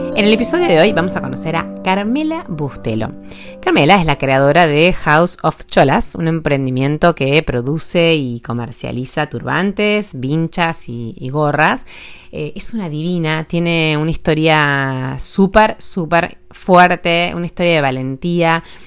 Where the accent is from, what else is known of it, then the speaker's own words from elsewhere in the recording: Bahía Blanca, Buenos Aires Province, Argentina; moved away as an adult; now in Ushuaia, Argentina; yo nací en Bahía, viví toda mi adolescencia, mi infancia, no sé qué, después terminé el colegio y yo me fui a estudiar a Buenos Aires